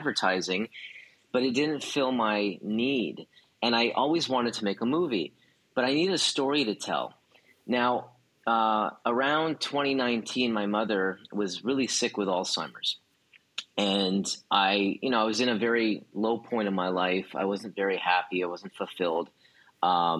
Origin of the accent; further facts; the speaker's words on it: Montreal, Quebec, Canada; I'm from Montreal, Canada. I grew up in Montreal